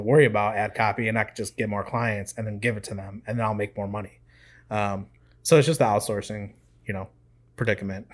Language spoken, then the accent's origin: English; Midwest, United States; moved away as an adult; now in Raleigh, United States; I grew up in the Midwest. It's all I've ever known my whole life.